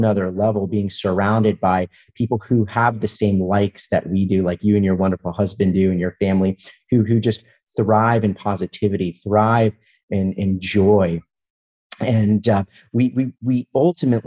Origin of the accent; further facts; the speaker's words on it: Atlanta, Georgia, United States; I'm originally from Atlanta, Georgia, so I'm a huge Atlanta sports fan